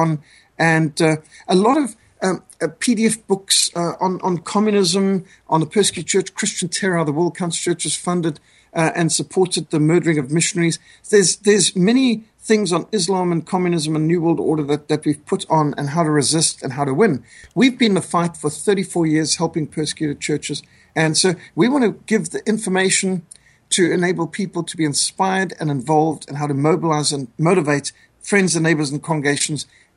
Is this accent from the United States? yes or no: no; Zimbabwe; born or raised there; moved away; also born or lived in South Africa